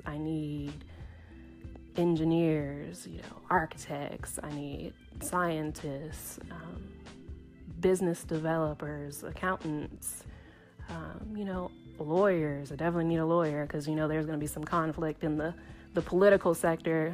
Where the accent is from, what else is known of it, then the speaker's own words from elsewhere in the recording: Tennessee, United States; I'm from Tennessee